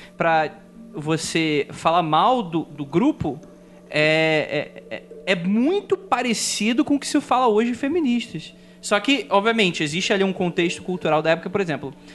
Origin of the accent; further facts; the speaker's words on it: Rio de Janeiro, Brazil; eu sou carioca